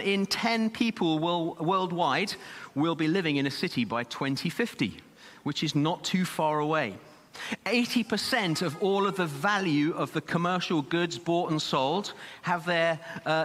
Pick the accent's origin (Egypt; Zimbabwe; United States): Zimbabwe; now in Birmingham, United Kingdom; young lad growing up in Zimbabwe, we lived quite some way out of the city